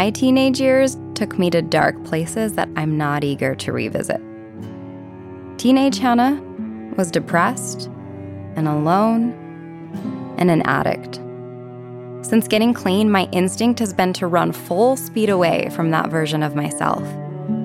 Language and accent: English; Ogden, Utah, United States; my hometown of Ogden, Utah